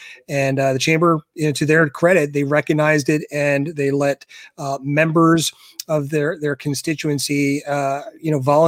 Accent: Philadelphia, Pennsylvania, United States; now in Douglasville, United States; So I grew up in Philly, kind of a Philly transplant from Philly out to like the Douglasville area.

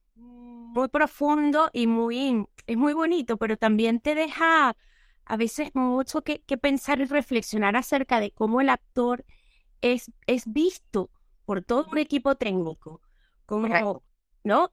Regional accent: Venezuela; moved away as an adult; now in Spain; han pasado casi nueve años que no he vuelto a mi tierra

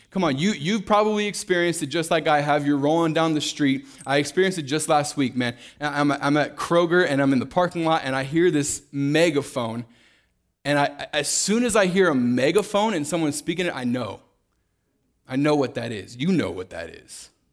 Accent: Kansas City, Missouri, United States; moved away as an adult; now in Fort Worth, United States; I grew up, uh, born and raised in Kansas City, Missouri

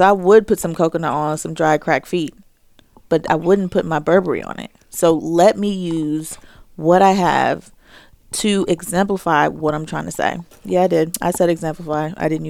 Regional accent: Jamaica; So I've told all of my bosses, I'm Jamaican, I've got like 6 jobs.

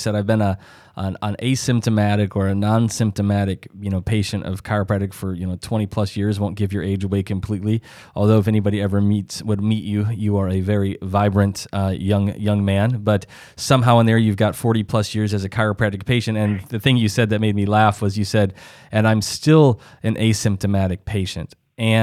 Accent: South Dakota, United States; I'm originally from South Dakota, and so that's kind of farm country and middle America and all

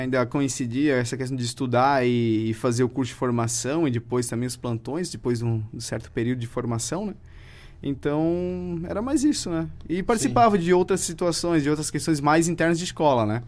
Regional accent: Presidente Getúlio, Santa Catarina, Brazil; Sou natural aqui de Presidente Getúlio

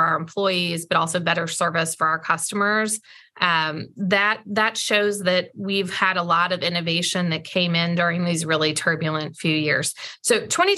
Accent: the Ozarks, United States; also born or lived in St. Louis, Missouri; now in Atlanta, United States; where I grew up in the Ozarks

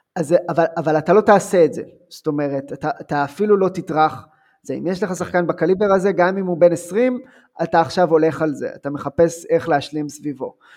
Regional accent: Ramat Rachel, Jerusalem District, Israel; אני בא מקיבוץ

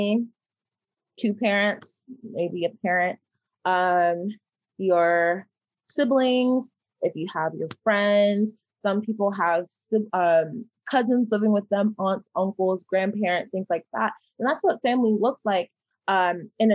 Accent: Georgia, United States; I'm from the Austin, Georgia

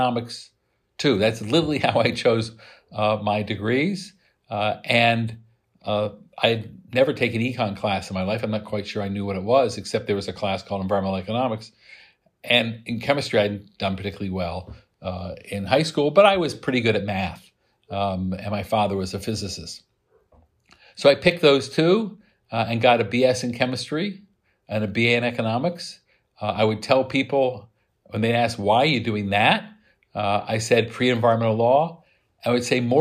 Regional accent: Midwest, United States; moved away; I grew up in the Midwest. I saw the beauty of farms, and I smelled manure from my house

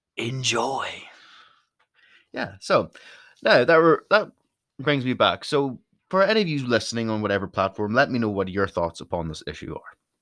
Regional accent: Donegal, Ulster, Ireland; also born or lived in Derry; I'm from Donegal, which is the most northerly county

